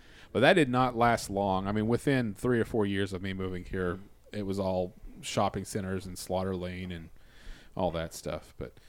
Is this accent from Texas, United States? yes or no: yes; Abilene, Texas, United States; born or raised there